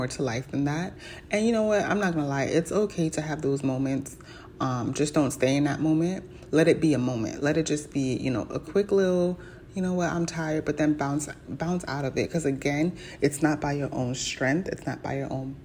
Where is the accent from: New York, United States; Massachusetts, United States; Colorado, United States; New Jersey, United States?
New York, United States; I wasn't born in New York, but I was raised in New York